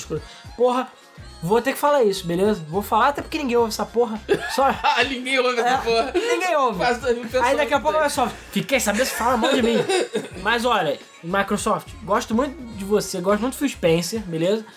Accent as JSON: {"language": "Portuguese", "country": "Brazil", "said": "eu aqui, sendo brasileiro pobre"}